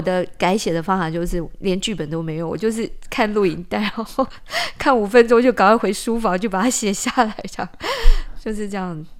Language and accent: Chinese; Taipei, Taiwan; also born or lived in Kaohsiung; 我七岁的时候，我们家就搬离高雄，嗯。因为我妈妈那时候调到台北，就北投